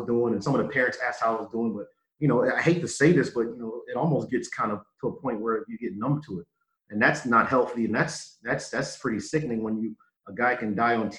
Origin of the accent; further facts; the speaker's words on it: New Jersey, United States; moved away as an adult; also born or lived in Philadelphia, Pennsylvania; now in Minnesota, United States; being from Philadelphia, growing up in South Jersey